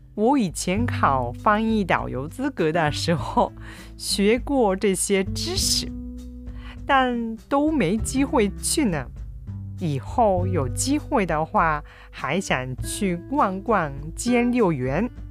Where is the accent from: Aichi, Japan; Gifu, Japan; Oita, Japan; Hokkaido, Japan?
Oita, Japan; Kyushu; now in Kobe, Japan; 私の実家は九州の大分で普段住んでいるのは神戸